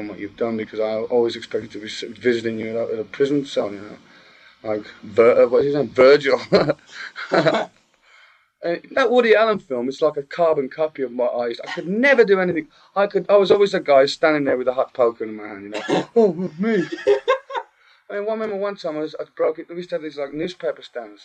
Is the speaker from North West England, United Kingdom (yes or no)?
no; Birmingham, West Midlands, United Kingdom; I grew up in a small part of Birmingham called Aston, and I spent about 19 years of my life in the same house